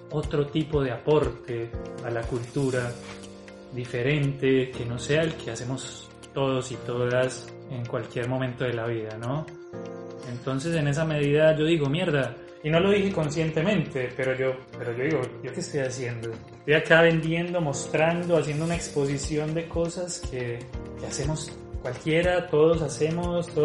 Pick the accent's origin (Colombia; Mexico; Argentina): Colombia; now in Brazil; Yo salí de Colombia hace 13 años y he habitado eh, Brasil un montón durante los últimos 10 años